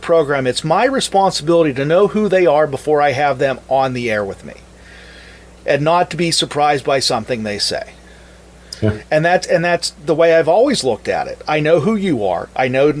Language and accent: English; Mars, Pennsylvania, United States; moved away as an adult; now in Brownsville, United States; I'm actually born and raised in Mars, Pennsylvania, north of the city of Pittsburgh.